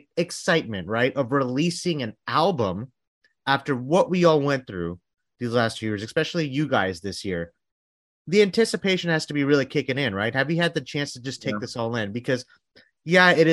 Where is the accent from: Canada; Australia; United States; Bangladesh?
Bangladesh; I'm from Bangladesh